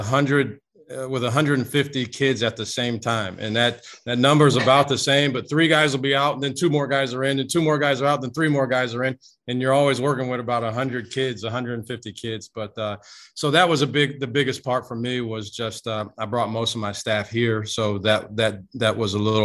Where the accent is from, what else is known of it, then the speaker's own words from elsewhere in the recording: Midwest, United States; moved away as an adult; I grew up in the Midwest and in primarily Big Ten territory